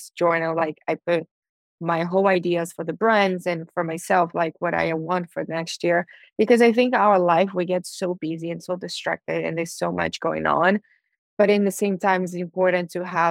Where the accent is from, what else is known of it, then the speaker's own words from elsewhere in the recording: Brazil; now in Miami, United States; people from my hometown